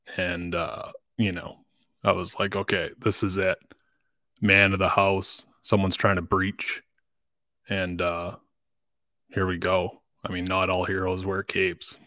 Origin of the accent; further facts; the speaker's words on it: Dryden, Ontario, Canada; I grew up in Dryden. That's, uh, that's where I spent the first fifteen or so years of my life